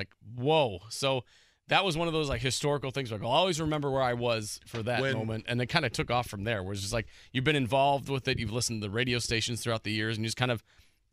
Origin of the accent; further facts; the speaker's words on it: Illinois, United States; now in Indiana, United States; growing up in Illinois